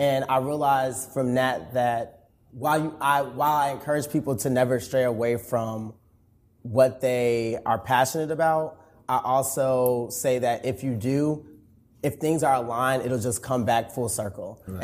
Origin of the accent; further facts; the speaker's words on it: Chicago, Illinois, United States; moved away as an adult; also born or lived in Atlanta, Georgia; now in Dallas, United States; I'm originally from Chicago, Illinois.